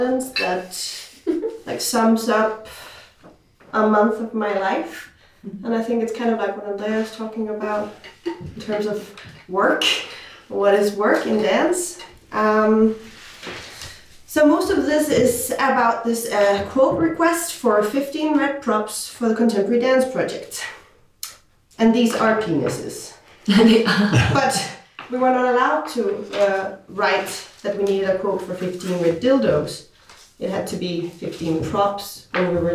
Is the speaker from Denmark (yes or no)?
yes; Denmark; I'm from Denmark